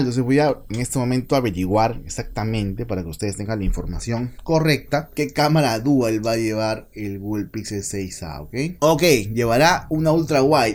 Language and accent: Spanish; Peru; en mi país, Perú